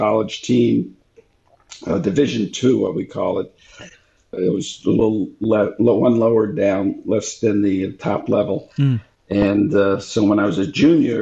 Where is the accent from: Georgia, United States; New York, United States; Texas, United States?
New York, United States; New York City; I grew up in New York City